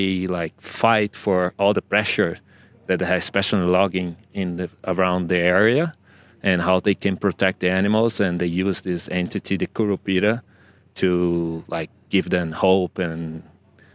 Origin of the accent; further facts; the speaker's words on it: Brazil; I'm from Brazil, based in Brazil, but travel all over to film stories